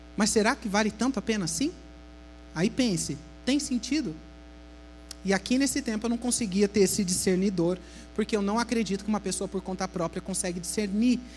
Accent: Brazil; moved away as an adult; also born or lived in Italy; Eu saí do Brasil muito rápido, com 18 anos eu já morei fora

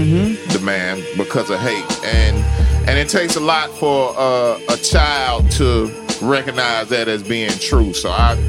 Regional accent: Memphis, Tennessee, United States; born or raised there

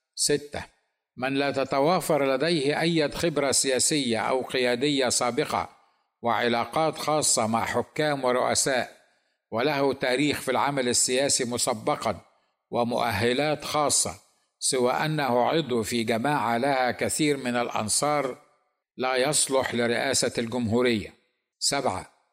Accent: Egypt

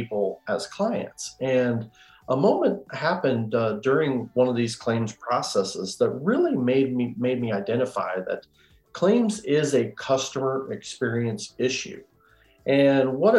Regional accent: Iowa, United States; I'm from Iowa

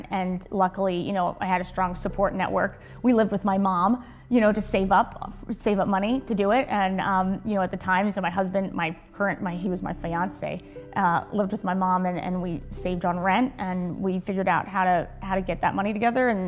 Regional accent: New Jersey, United States; I came down from New Jersey, so that's where I'm originally from.

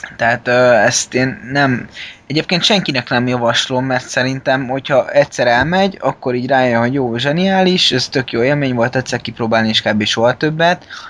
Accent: Budapest, Hungary; mi, mint budapesti fiatalok

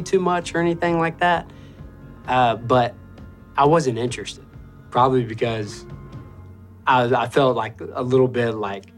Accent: Augusta, Georgia, United States; I grew up in Augusta, Georgia, off of Boy Scout Road.

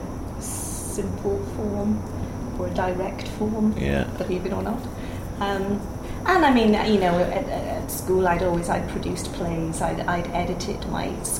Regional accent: near Cardiff, South Wales, United Kingdom; accent: Welsh; moved away as an adult; also born or lived in Ebbw Vale, Wales / Newport, Wales; now in Singapore; I was born in Ebervale, but I grew up more towards the coast, near Cardiff.

